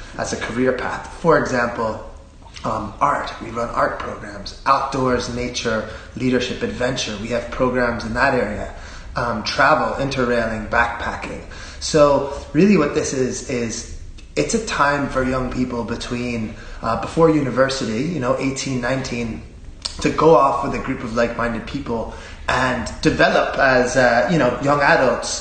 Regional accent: Philadelphia, Pennsylvania, United States; moved away as an adult; also born or lived in Cavan; now in Bundoran, Ireland; I come from an Irish-American family. I'm from Philadelphia

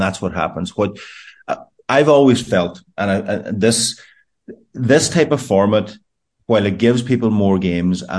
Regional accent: Glenties, County Donegal, Ireland; I grew up in Glenties

